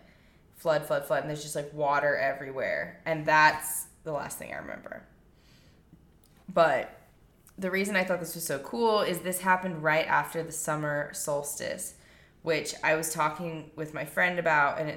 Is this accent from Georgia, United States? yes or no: no; Nevada, United States; I'm from Nevada